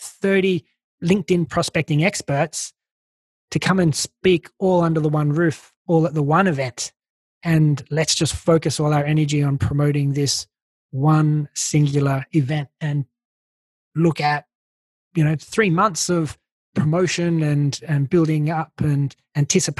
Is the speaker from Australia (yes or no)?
yes; Australia; accent: Aussie; moved away; you can probably tell I'm Australian. I still got my Aussie accent.